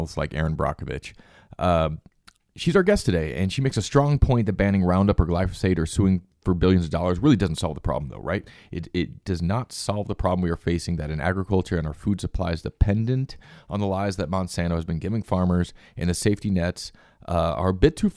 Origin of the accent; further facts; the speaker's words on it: United States; moved away; I grew up actually fairly close to there